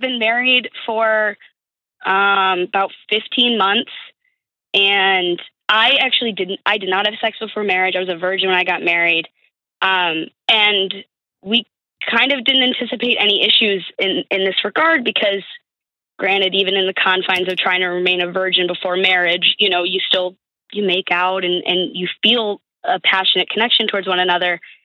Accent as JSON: {"language": "English", "town": "Buffalo", "region": "New York", "country": "United States", "moved": "as an adult", "lives_now": "Pittsburgh, United States", "said": "I'm actually originally from Buffalo"}